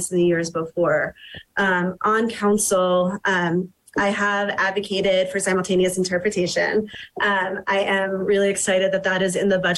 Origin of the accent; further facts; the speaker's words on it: New York, United States; now in Telluride, United States; I grew up in New York and was fortunate enough to have only known integration throughout my childhood